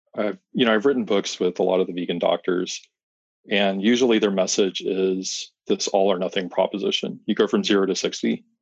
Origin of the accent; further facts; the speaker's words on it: Arizona, United States; also born or lived in Fort Worth, Texas; I grew up here in Arizona